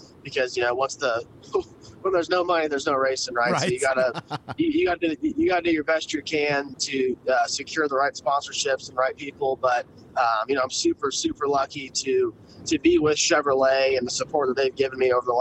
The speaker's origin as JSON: {"language": "English", "town": "Loomis", "region": "California", "country": "United States", "tie": "born or raised there", "moved": "as an adult", "lives_now": "Charlotte, United States", "said": "I'm originally from Northern California. I grew up racing goat carts and legend cars and late models all in Northern California."}